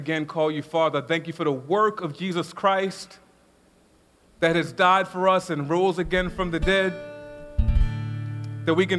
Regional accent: Baltimore, Maryland, United States; I grew up in South Baltimore

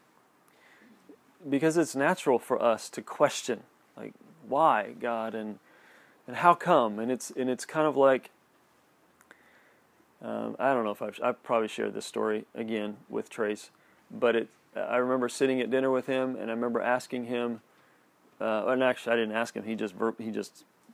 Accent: United States; us growing up here.

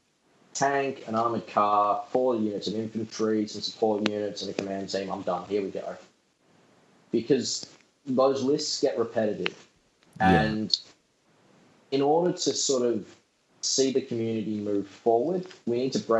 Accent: New South Wales, Australia; because I'm from New South Wales

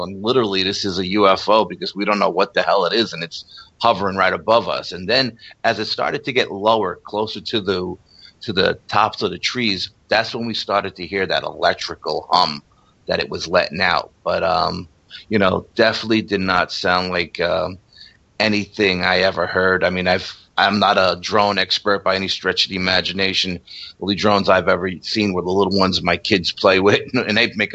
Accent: New York, United States; accent: New York; our New York accents

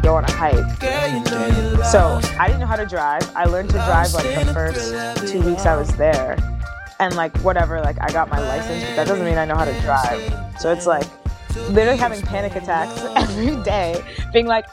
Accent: New York, United States; moved away as an adult; also born or lived in France / Senegal; now in Los Angeles, United States; growing up in New York

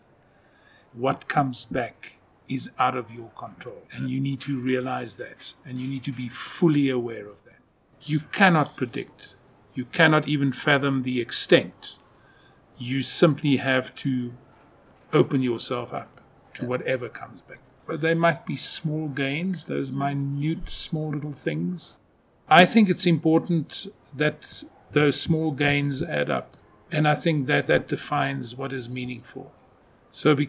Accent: Kalahari, Northern Cape, South Africa; moved away; I come from where there's nothing. And I see with my family and my friends up in the Kalahari, Northern Cape

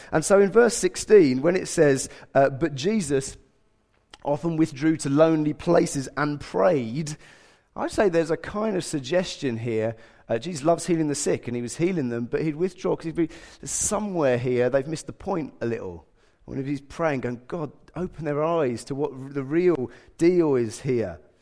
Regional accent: England, United Kingdom

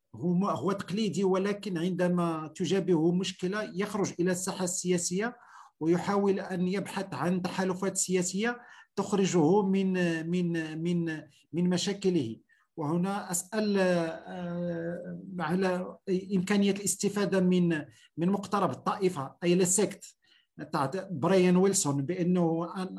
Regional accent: Morocco; عندنا في المغرب

